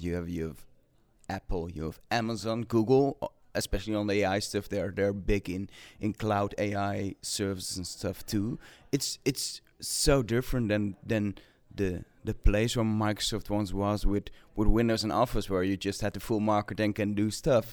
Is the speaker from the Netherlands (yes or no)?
yes; Netherlands; English is a second language; I'm from Netherlands